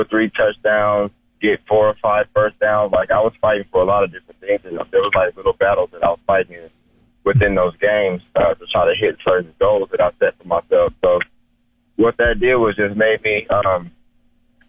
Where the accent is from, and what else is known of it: United States